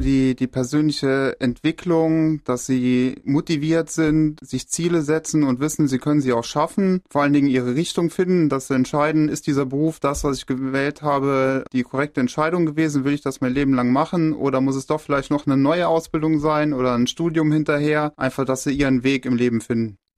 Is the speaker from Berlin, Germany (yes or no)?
no; Merzig, Saarland, Germany; Ich bin 38 Jahre, komme aus Merzig